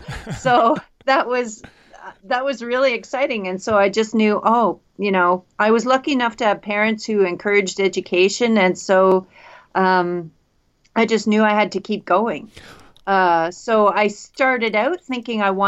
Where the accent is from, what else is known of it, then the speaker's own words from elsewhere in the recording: Canada; also born or lived in Minnesota, United States / Washington State, United States; I'm Canadian. Did all my studies in Canada